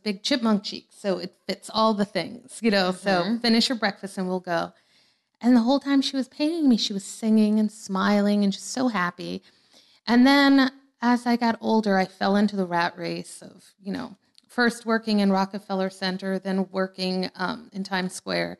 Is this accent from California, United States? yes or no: no; New Orleans, Louisiana, United States; moved away as an adult; also born or lived in Forest Hills, New York; I moved to New Orleans when I was 6 from Forest Hills.